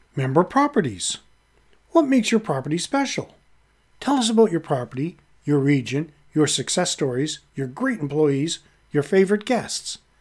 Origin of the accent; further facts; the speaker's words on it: Halifax, Nova Scotia, Canada; my hometown, Halifax, Nova Scotia, Canada